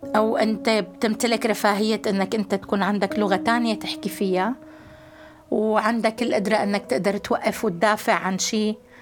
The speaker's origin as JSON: {"language": "Arabic", "town": "Darayya", "region": "Rif Dimashq", "country": "Syria", "said": "واحدة من منظمين المظاهرات السلمية بمدينتي بدارية"}